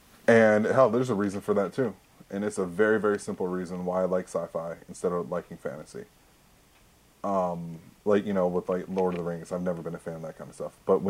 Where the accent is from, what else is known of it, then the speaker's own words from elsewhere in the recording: Texas, United States; It was the van that we had growing up in Texas.